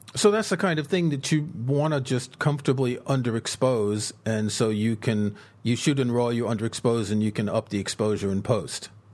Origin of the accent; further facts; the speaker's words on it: New York City, New York, United States; moved away; also born or lived in southern France; I grew up in the States in New York City.